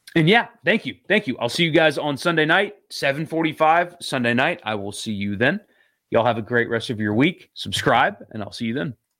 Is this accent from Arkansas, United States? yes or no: no; upstate South Carolina, United States; moved away; I grew up in Sou-, upstate South Carolina